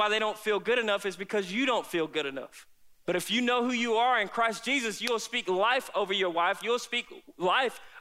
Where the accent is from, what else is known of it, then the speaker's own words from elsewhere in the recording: South Carolina, United States; I grew up here in South Carolina with both of my parents